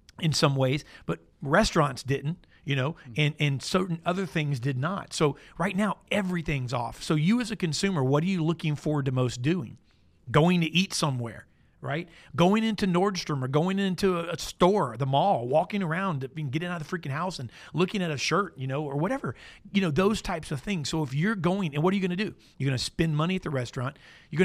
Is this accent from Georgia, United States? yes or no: no; Florida, United States; I grew up in Florida, like no further than an hour away from Disney my entire life